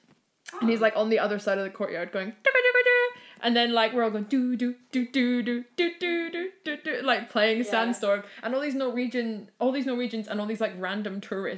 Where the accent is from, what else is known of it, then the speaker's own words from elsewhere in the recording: Scotland, United Kingdom; we're Scottish, so we shouldn't be afraid of the rain.